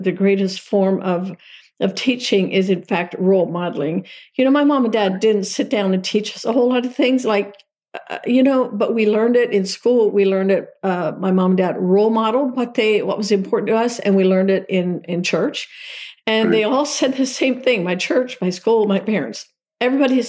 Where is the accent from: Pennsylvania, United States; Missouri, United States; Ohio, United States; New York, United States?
Pennsylvania, United States; Lancaster County; So I started out as a little Amish girl. Mom and Dad were horse and buggy Amish, and in Lancaster County, Pennsylvania. It's where it all started for me.